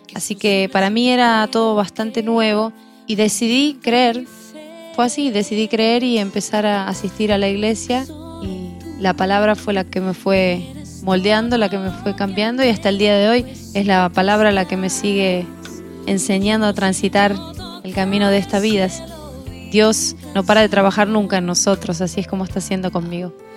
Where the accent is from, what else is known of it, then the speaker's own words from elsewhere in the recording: Argentina; also born or lived in Buenos Aires; yo soy argentina de nacimiento